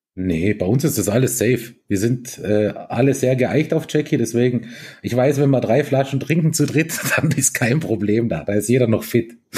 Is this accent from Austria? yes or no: yes; Lienz, Tyrol, Austria; Die Lienser reden, also unsere, also da wo ich herkomme, wir reden ja eh noch relativ ähm, verständlich